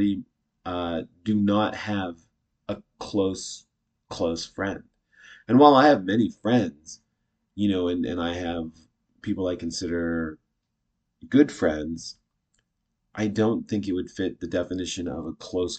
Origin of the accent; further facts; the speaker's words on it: Canada; I'm Canadian.